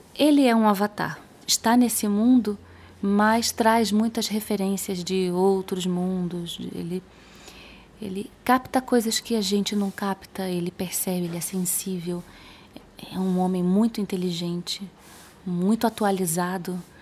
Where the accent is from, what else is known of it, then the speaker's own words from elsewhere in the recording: Rio de Janeiro, Brazil; moved away as an adult; also born or lived in Spain; now in Belo Horizonte, Brazil; Eu sou carioca